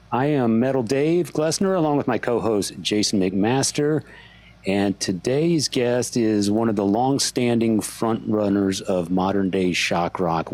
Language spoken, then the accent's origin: English; San Antonio, Texas, United States; I grew up with him in San Antonio